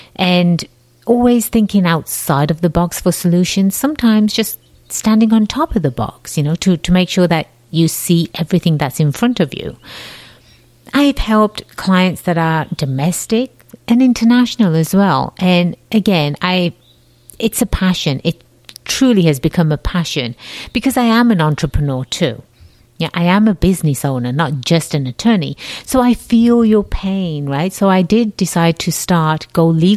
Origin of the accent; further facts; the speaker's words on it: England, United Kingdom; accent: slight accent; moved away as an adult; now in United States; I was born and raised in England, the jolly old land across the pond